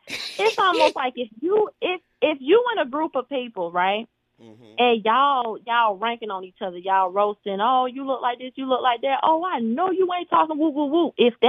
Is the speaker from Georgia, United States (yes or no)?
yes; Atlanta, Georgia, United States; And I'm from Atlanta.